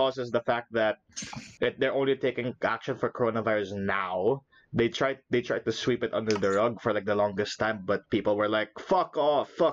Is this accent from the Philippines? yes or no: yes; Philippines; moved away; coming back home to the Philippines